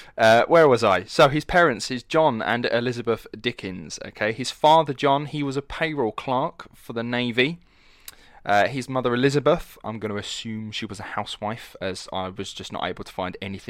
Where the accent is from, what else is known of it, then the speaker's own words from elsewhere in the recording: United Kingdom; accent: Estuary; I was like, but I'm not from London. I have what's called an estuary accent, which is a mixture between London and Essex.